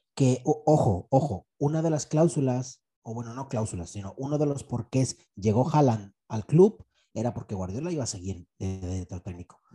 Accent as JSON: {"language": "Spanish", "country": "Mexico", "said": "yo soy mexicano"}